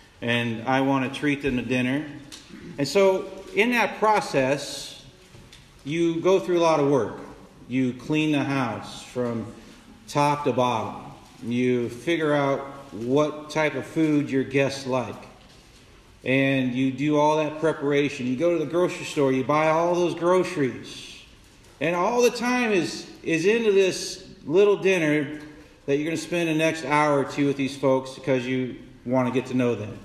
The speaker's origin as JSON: {"language": "English", "town": "Council Bluffs", "region": "Iowa", "country": "United States", "tie": "born or raised there", "said": "I came back to my hometown, back in Council Bluffs"}